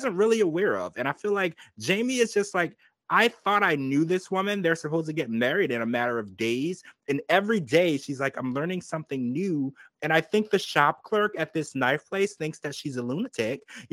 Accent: Louisiana, United States; I grew up in Louisiana

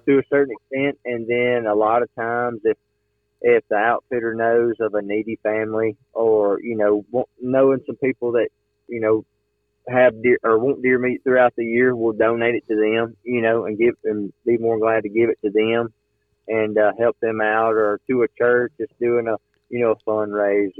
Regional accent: Alabama, United States; I'm from Alabama

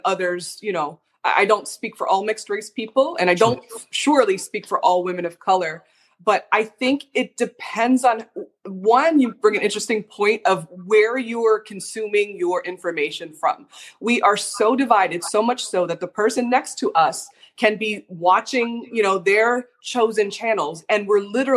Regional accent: Canada; I'm from Canada

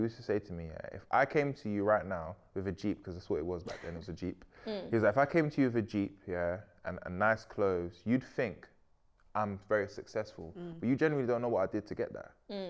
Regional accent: Sierra Leone; I'm from Sierra Leone, bro. My dad was not speaking like that.

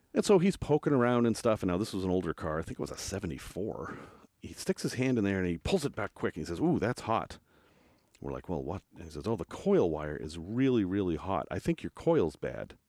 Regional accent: United States; I'm from America

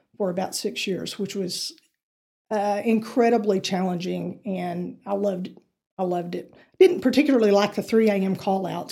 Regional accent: Amarillo, Texas, United States; I was raised in Amarillo, so I've been here, you know, my entire life. I grew up on the north side of Amarillo

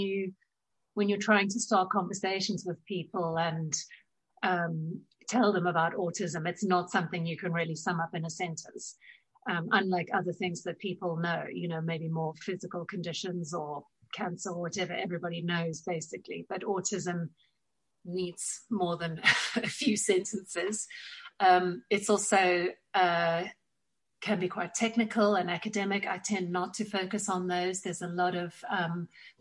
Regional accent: South Africa; now in Tunbridge Wells, United Kingdom; You will pick up from my accent that I was born and raised in South Africa

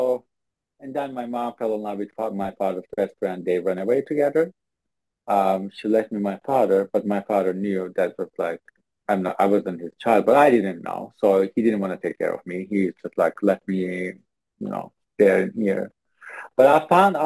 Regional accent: Turkey; English is a second language; moved away as an adult; now in United States; I was born and raised in Turkey in a very, very, very small town

